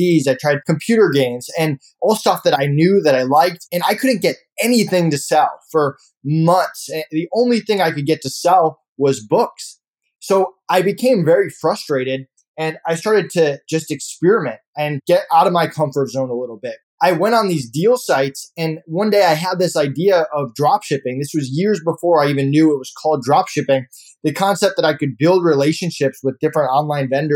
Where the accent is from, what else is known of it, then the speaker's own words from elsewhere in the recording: Longmeadow, Massachusetts, United States; I grew up in Longmeadow, Massachusetts. I actually lived in East Longmeadow, but I went to school in Longmeadow